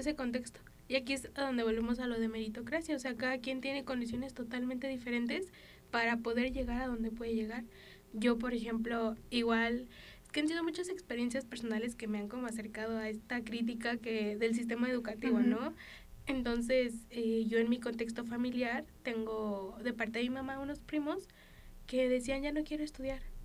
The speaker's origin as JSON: {"language": "Spanish", "country": "Mexico"}